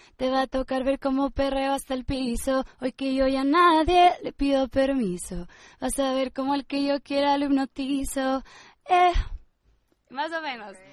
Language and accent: Spanish; State of Mexico, Mexico; soy del Estado de México